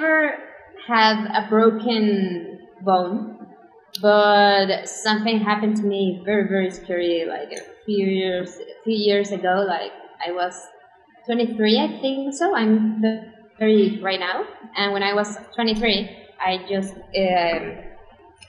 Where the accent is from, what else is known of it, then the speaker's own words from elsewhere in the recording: Mexico City, Mexico; I was born and raised in Mexico City. I've been living here all my life.